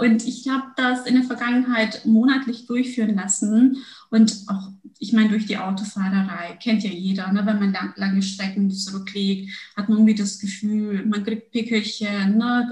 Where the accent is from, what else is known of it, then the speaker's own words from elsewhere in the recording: Germany; also born or lived in Turkey / Munich, Germany; bin mit sechs Jahren nach Deutschland gekommen